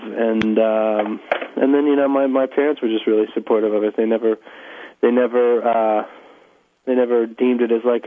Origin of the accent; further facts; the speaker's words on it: Atlanta, Georgia, United States; also born or lived in Birmingham, Alabama / New York; I grew up mostly in the South, in Atlanta, Georgia, Birmingham, Alabama. But I was born in New York